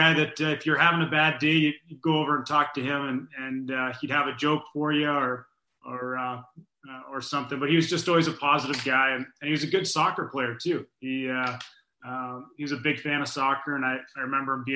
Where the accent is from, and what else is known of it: Winnipeg, Manitoba, Canada; born or raised there; moved away